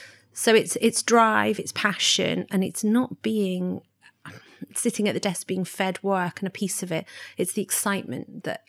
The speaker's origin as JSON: {"language": "English", "region": "London", "country": "United Kingdom", "tie": "born or raised there", "said": "And I did find that when I was growing up in London, I wanted to travel."}